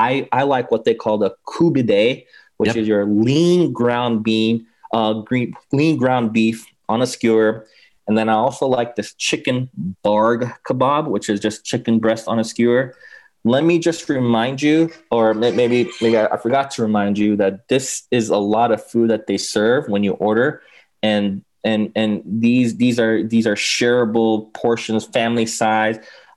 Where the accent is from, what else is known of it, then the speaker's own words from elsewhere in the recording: Los Angeles, California, United States; I mean, yeah, like I said, I mean, I grew up in LA. I grew up actually in West LA near, mm-hmm. near Westwood, near UCLA.